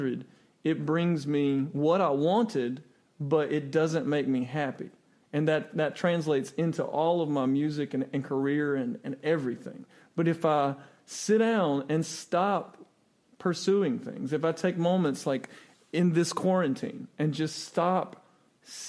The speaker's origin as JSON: {"language": "English", "region": "South Georgia", "country": "United States", "tie": "born or raised there", "also_born_or_lived": "Chicago / Los Angeles / New York / Atlanta", "moved": "yes", "lives_now": "Mount Juliet, Tennessee, United States", "said": "where I was raised in South Georgia"}